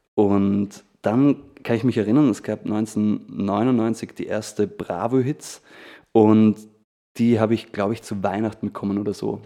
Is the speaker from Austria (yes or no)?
yes; Feldkirch, Vorarlberg, Austria; ich komm aus Felkert. Das ist so ein, ähm, sage ich jetzt mal, so eine 20.000 Einwohnerstadt in, in Vorarlberg.